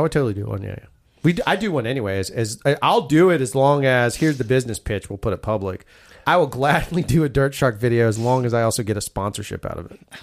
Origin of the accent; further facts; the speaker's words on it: the South, United States; we're southern, I'm a southern boy